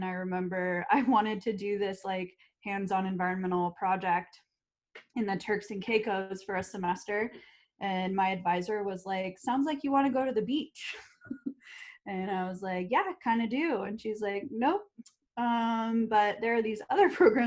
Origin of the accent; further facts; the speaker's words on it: Georgia, United States; moved away as an adult; also born or lived in North Carolina / Cape Town, South Africa; now in San Francisco Bay Area, United States; I grew up in Georgia